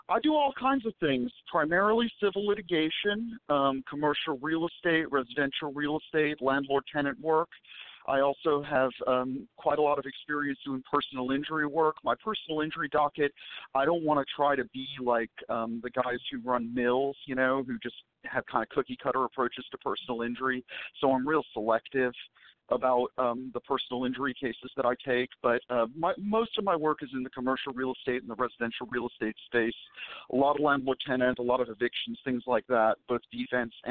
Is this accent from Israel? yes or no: yes; Israel; born there; I was born in Israel. My family's Jewish, and my last name … is Polish.